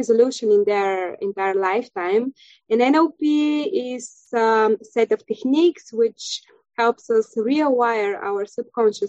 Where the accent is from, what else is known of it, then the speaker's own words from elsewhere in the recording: Bulgaria; first language Bulgarian; English is a second language; moved away as an adult; now in Krakow, Poland; I'm from Bulgaria, country in Europe. And right now I'm living in Krakow, Poland